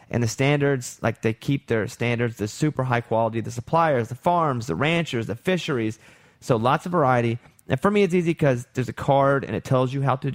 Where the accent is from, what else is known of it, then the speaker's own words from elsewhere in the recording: Arkansas, United States; I'm, I have such an accent because I'm from Arkansas.